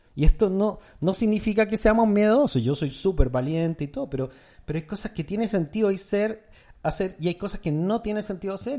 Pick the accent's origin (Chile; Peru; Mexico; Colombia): Chile; En mi país, Chile